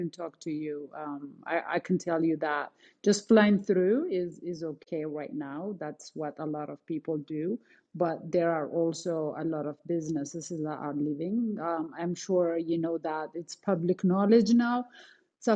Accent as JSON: {"language": "English", "country": "Canada", "moved": "yes", "said": "I'm Canadian"}